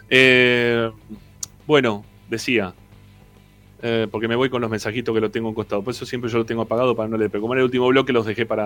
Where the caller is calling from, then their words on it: Lomas de Zamora, Buenos Aires Province, Argentina; de Lomas.